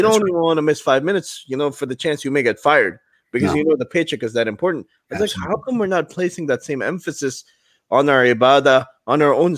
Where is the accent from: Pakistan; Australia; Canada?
Pakistan; You're from Puerto Rico. We're from Pakistan, stuff like that.